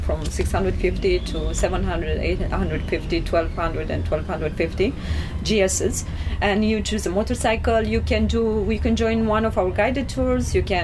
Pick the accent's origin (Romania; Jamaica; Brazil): Romania; Bucharest; English is a second language; I'm from Romania.